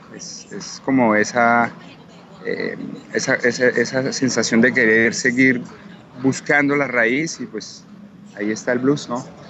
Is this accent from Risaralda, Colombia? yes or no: yes; Pereira, Risaralda, Colombia; siendo un artista colombiano, latino, distinto